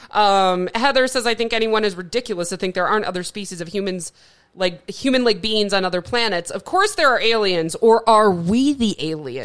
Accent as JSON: {"language": "English", "region": "Midwest", "country": "United States", "moved": "yes", "lives_now": "Arizona, United States", "said": "I'm from the Midwest"}